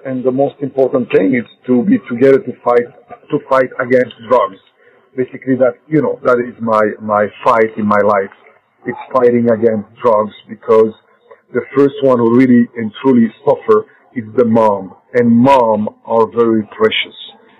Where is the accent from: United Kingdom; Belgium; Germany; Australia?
Belgium; first language French; English is a second language; also born or lived in United States; now in Morocco; From where I was born in Morocco in 62, mm-hmm. and then in 64, I was just 2 years old in Belgium, grew up in Belgium, that's why my first language became French